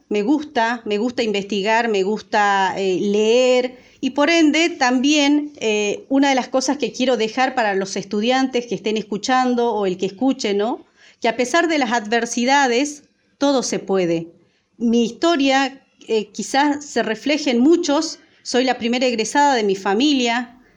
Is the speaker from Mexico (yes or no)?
no; Salvador Mazza, Salta, Argentina; born there; moved away as an adult; now in Buenos Aires, Argentina; El lugar donde yo nací se llama Salvador Massa. Tenemos la localidad más grande a Salvador Maza, es Tartagal. El año 2006 me vine a Buenos Aires eh, teniendo 18 años, en búsqueda de eh, formación, ¿no?